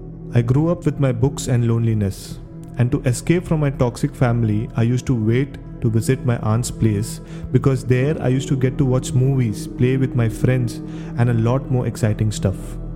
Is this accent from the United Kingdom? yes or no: no; Mapusa, Goa, India; I grew up in Mapsa, Goa.